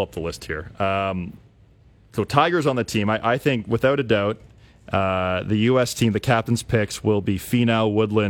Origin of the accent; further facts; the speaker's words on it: Canada; And then, obviously, us being Canadian.